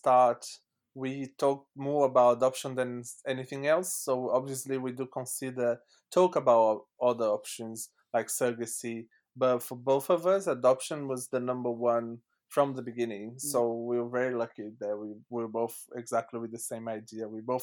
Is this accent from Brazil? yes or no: yes; Brazil; English is a second language; now in London, United Kingdom; I was born in Brazil, but my family is French